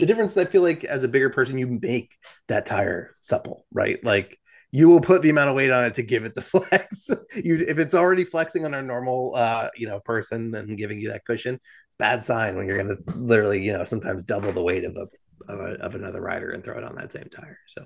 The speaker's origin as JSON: {"language": "English", "region": "New Jersey", "country": "United States", "said": "I'm from New Jersey"}